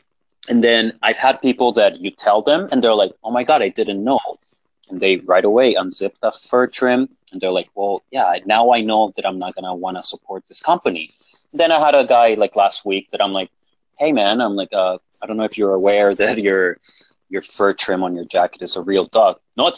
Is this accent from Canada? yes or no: no; Colombia; born there; first language Spanish; English is a second language; It is my first language technically because I was born in Colombia, even though I don't speak Spanish as much anymore.